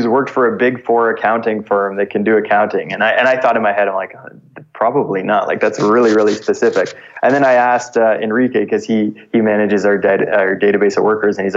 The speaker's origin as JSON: {"language": "English", "area": "just outside of Toronto", "region": "Ontario", "country": "Canada", "tie": "born or raised there", "moved": "as an adult", "said": "I grew up just outside of Toronto"}